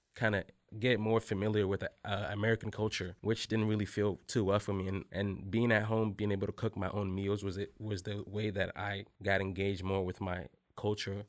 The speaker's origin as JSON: {"language": "English", "country": "Togo", "moved": "yes", "lives_now": "United States", "said": "I'm from Togo, West Africa"}